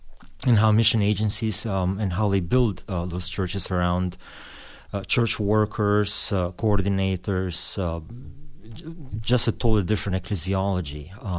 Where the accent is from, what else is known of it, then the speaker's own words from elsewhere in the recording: Albania; born there; English is a second language; I was born in Albanian. I was born in 71, born during the communist regime.